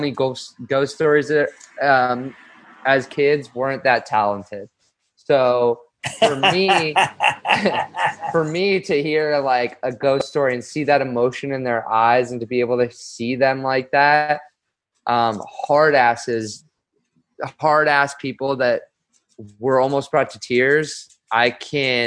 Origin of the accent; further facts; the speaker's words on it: Los Angeles, California, United States; I'm from Los Angeles. I grew up in like Westwood